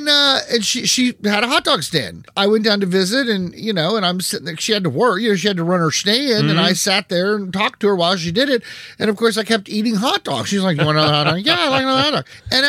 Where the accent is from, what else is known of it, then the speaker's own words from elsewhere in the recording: Parkersburg, West Virginia, United States; Growing up in Parkersburg